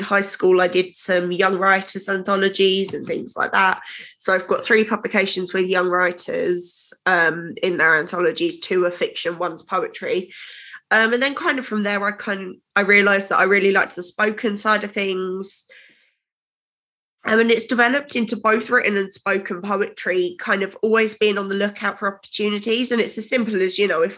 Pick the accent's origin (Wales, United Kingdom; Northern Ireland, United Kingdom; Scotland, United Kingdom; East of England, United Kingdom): East of England, United Kingdom; Essex; I'm from Essex and grew up here